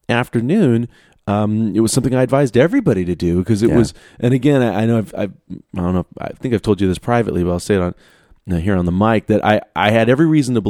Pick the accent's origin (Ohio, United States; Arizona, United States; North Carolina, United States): Arizona, United States; I grew up in Arizona